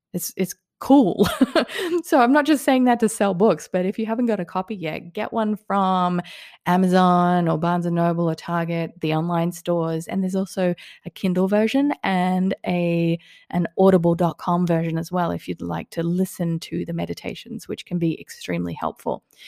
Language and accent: English; Australia; also born or lived in Sweden / England; now in Las Vegas, United States; I grew up in Australia. I lived in Sweden for a little while and in England